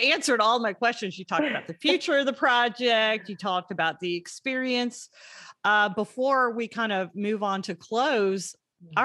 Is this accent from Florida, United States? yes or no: yes; Florida, United States; moved away; also born or lived in Georgia; I grew up in Florida, then moved to Georgia. So I'm Southern as I can possibly be, maybe without the really thick Southern accent